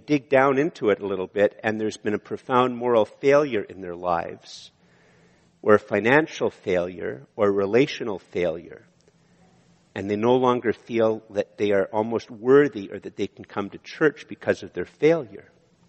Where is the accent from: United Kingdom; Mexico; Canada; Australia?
Canada; I'm a Canadian